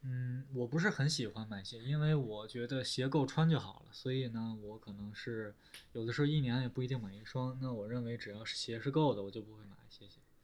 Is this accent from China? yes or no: yes; China; also born or lived in Shanghai; 就是我们中国人不说这些是吧？我们中国人说什么呀？说得很实在是吧？